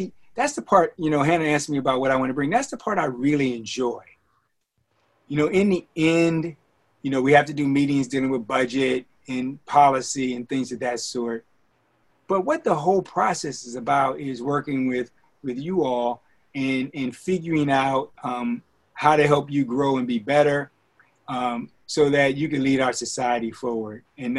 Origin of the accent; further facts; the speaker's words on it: Chicago, Illinois, United States; And even though I was from Chicago, in college, I took a class on the history of Chicago.